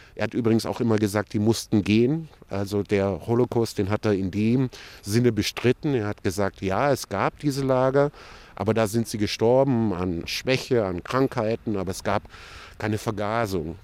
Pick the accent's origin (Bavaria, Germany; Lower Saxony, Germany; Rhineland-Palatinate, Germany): Bavaria, Germany; Würzburg; also born or lived in Berlin; Ich selber bin aber in Deutschland, in Würzburg geboren